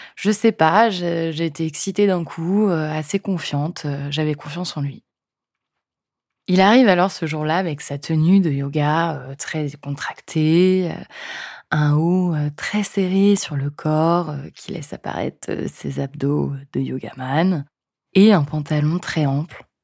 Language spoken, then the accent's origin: French; France; accent: French; mon super accent français